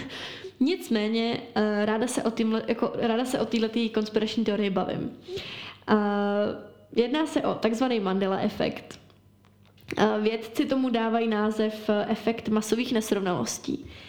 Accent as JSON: {"language": "Czech", "country": "Czechia"}